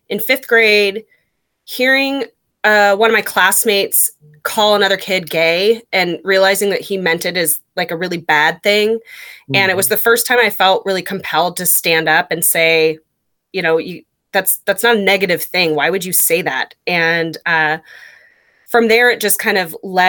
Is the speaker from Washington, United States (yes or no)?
yes; Anacortes, Washington, United States; I grew up in Anacortes